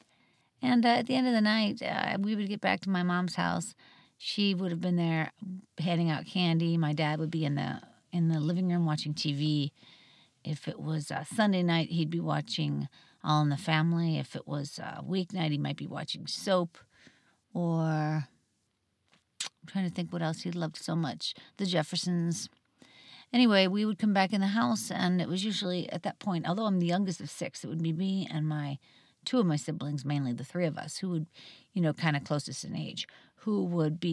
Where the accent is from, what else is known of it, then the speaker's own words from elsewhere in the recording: outside of Pittsburgh, Pennsylvania, United States; I grew up outside of Pittsburgh, Pennsylvania, really a very rural area.